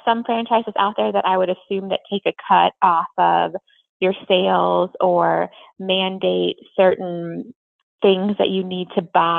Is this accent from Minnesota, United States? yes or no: yes; Minneapolis–Saint Paul, Minnesota, United States; moved away as an adult; now in Platteville, United States; I was originally from the Twin Cities